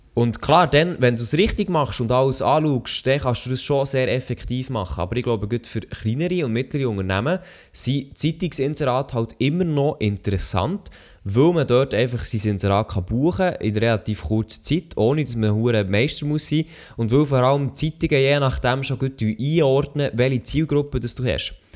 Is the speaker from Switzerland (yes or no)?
yes; Switzerland